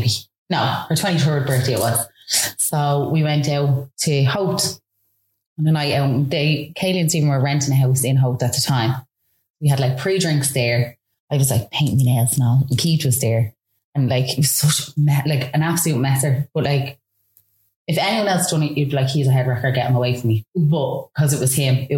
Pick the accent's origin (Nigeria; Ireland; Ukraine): Ireland; Dublin, Leinster; I come from Baldoyle in Dublin